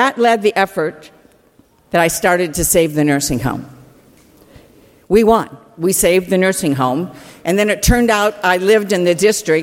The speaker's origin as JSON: {"language": "English", "town": "Clare", "region": "Michigan", "country": "United States", "tie": "born or raised there", "said": "Girl from Clare. When I was growing up, everybody was Republican"}